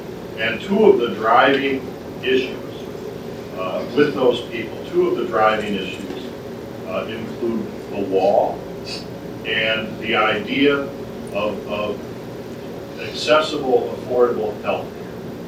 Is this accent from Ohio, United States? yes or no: no; Wisconsin, United States; I come from Wisconsin